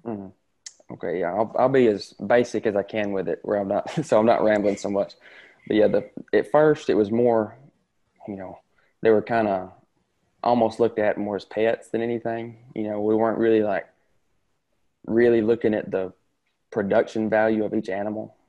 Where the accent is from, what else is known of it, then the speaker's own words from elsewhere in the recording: Tishomingo County, Mississippi, United States; I'm from Tishomingo County.